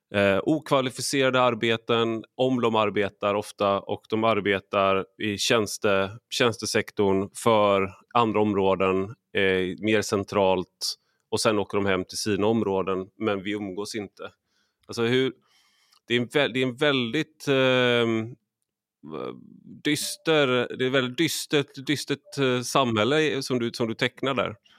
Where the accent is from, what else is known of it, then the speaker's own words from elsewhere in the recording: Sweden; som svensk